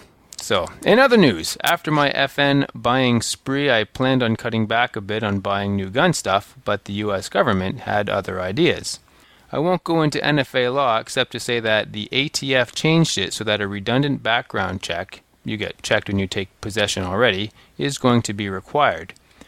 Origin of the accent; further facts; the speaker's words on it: Boston, Massachusetts, United States; now in Smyrna, United States; Hey, guys, I'm originally from Boston, so guys includes you too, Kelly.